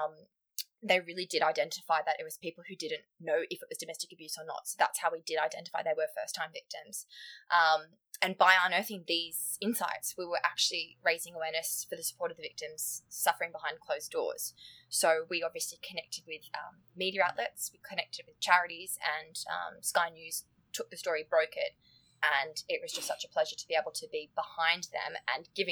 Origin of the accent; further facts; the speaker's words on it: Australia; accent: Australian; moved away as an adult; now in United Kingdom; So obviously my accent gives it away, but I'm Australian